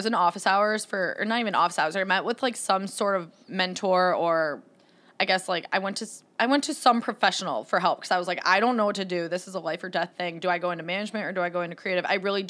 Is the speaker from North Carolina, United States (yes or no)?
no; East Lansing, Michigan, United States; I'm from the East Lansing area.